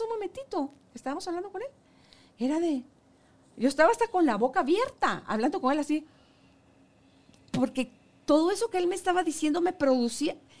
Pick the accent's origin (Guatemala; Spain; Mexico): Guatemala; Guatemala, somos un país divino